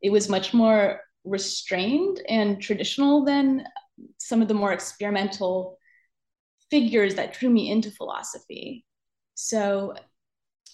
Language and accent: English; Pennsylvania, United States; I grew up in Pennsylvania, in a Pennsylvania Dutch family